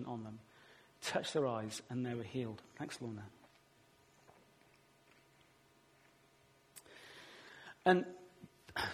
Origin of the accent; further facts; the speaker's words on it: Weston-super-Mare, South West England, United Kingdom; my hometown, Western Supermare